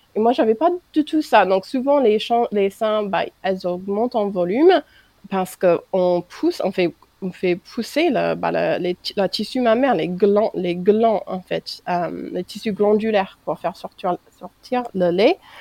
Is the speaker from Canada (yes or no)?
no; United States; French is a second language; moved away as an adult; now in France